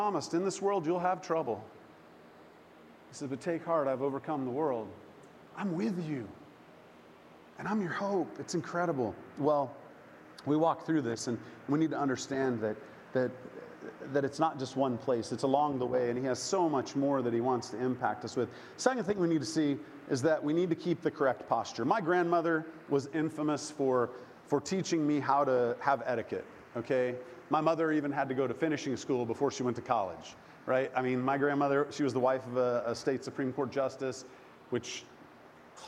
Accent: Oklahoma, United States; I grew up in the Bible Belt, good old Oklahoma

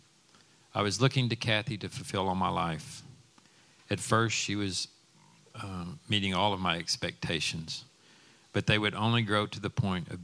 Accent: Dallas, Texas, United States; I grew up in Dallas in a home where we knew that we were loved

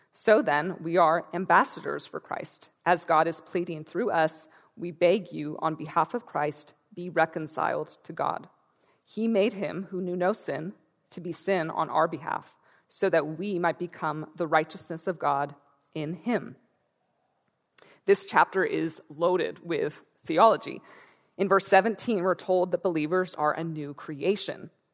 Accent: Santa Rosa, California, United States; I'm from Northern California, from Santa Rosa

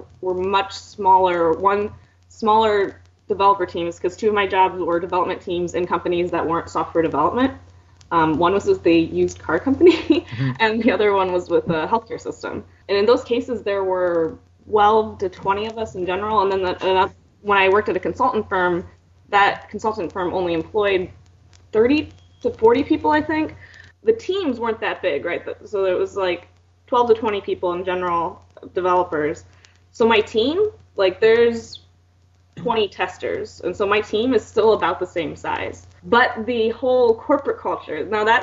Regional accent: Fort Wayne, Indiana, United States; moved away; return to my hometown of Fort Wayne in Indiana and work there

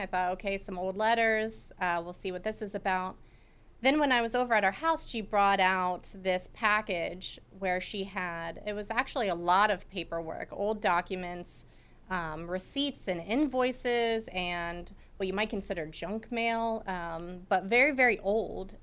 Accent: Mechanicsburg, Pennsylvania, United States; moved away as an adult; also born or lived in Brookville, Pennsylvania; I was from Mechanicsburg

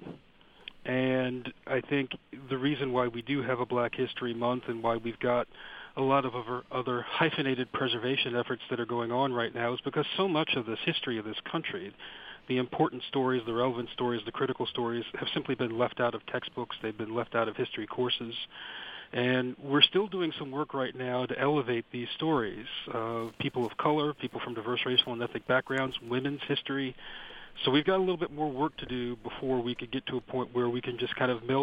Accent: Washington, District of Columbia, United States; I grew up in Washington, D.C.

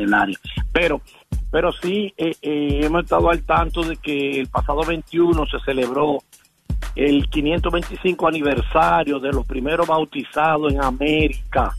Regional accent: La Vega, Dominican Republic; moved away; La Vega, mi provincia, mi ciudad querida en Santo Domingo, República Dominicana

